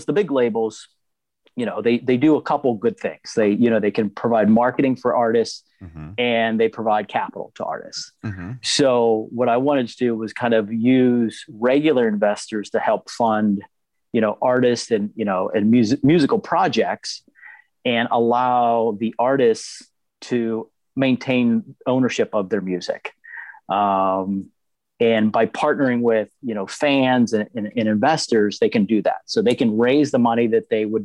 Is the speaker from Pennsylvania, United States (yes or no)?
yes; Pittsburgh, Pennsylvania, United States; I'm born and raised in Pittsburgh, Pennsylvania